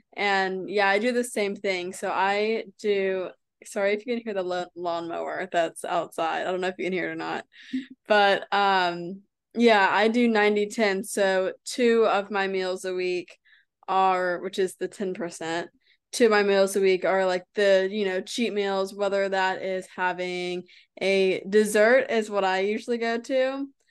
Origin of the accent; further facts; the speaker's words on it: United States; I'm from America.